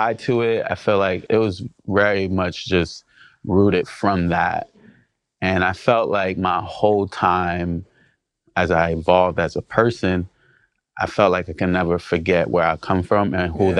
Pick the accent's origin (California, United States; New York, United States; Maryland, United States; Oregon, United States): New York, United States; New York City; also born or lived in New Jersey; I grew up in Brooklyn and also lived in Jersey when my parents separated.